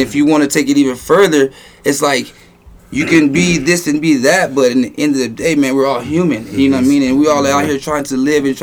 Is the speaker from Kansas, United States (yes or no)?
no; Phoenix, Arizona, United States; also born or lived in Houston, Texas; I grew up on the East Phoenix